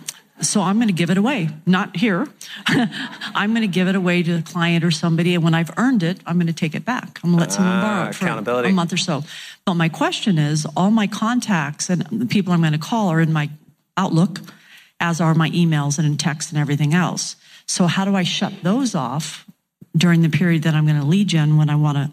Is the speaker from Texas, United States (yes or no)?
no; Bakersfield, California, United States; I'm from Bakersfield, down south in California.